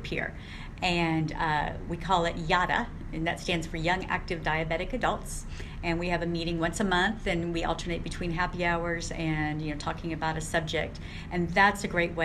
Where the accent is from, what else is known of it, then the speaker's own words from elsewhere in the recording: San Antonio, Texas, United States; also born or lived in Kansas City, Missouri; we moved to San Antonio, Texas